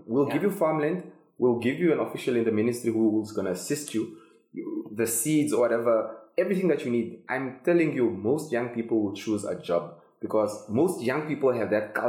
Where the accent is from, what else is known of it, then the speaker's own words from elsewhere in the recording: Ovamboland, Namibia; I'm from Ovamboland